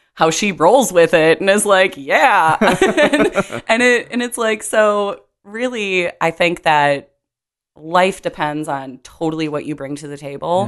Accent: Minnesota, United States; growing up in Minnesota

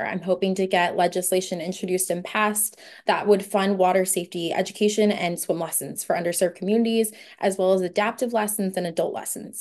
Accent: Oceanside, California, United States; now in San Diego, United States; I'm from Oceanside, California, but currently I'm a student at the University of San Diego.

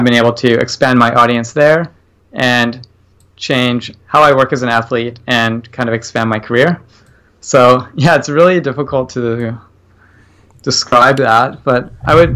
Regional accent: Victoria, British Columbia, Canada; I grew up just outside of Victoria, BC

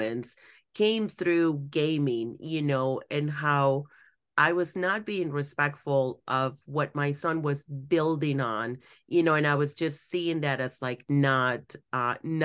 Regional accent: Mexico; moved away; I grew up in Mexico

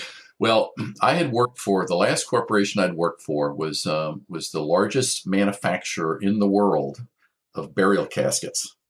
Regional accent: Maryland, United States; also born or lived in Washington, D.C.; now in Orange County, United States; grew up most of my life in Maryland

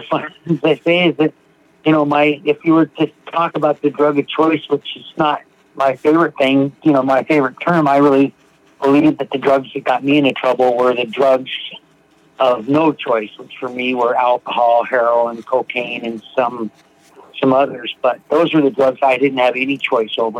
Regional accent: Seattle, Washington, United States; I'm from Seattle, Washington. Grew up here

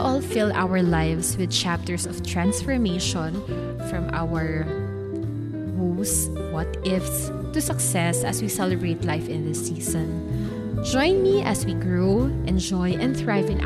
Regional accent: Philippines; from the Philippines

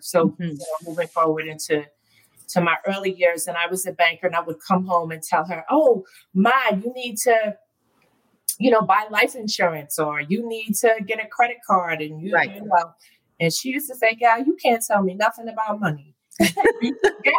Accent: Westchester, New York, United States; also born or lived in White Plains, New York / New Rochelle, New York; So I grew up between, I was born in White Plains. I'm a Westchester girl.

